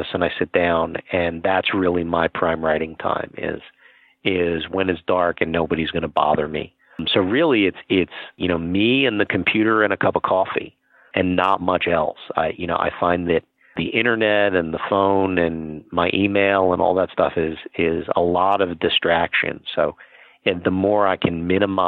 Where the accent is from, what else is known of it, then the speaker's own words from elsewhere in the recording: San Diego, California, United States; my hometown of San Diego